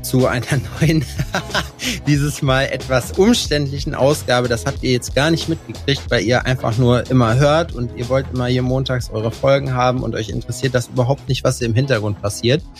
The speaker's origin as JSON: {"language": "German", "area": "Hünxe", "region": "North Rhine-Westphalia", "country": "Germany", "tie": "born or raised there"}